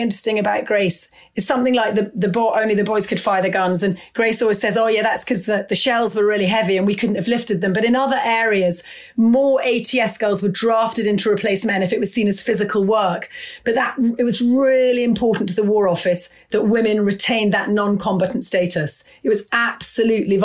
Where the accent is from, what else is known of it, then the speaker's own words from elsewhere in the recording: Scotland, United Kingdom; I grew up in Scotland.